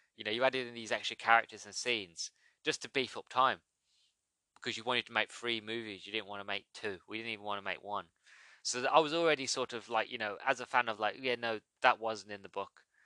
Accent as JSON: {"language": "English", "country": "United Kingdom", "said": "I'm British"}